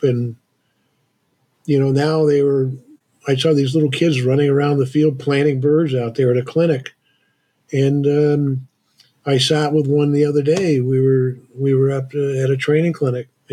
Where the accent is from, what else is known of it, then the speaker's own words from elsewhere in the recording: Vermont, United States; I grew up in a town that was about 15 miles away from here. So I'm one of the last native Vermonters